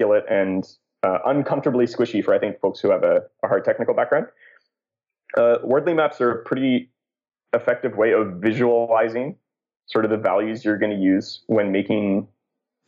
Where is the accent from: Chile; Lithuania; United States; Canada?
Canada; I'm Canadian